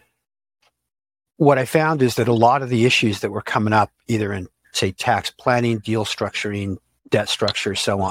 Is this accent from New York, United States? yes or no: no; Silicon Valley, California, United States; also born or lived in Sunnyvale / San Francisco; I grew up in Silicon Valley before it was Silicon Valley.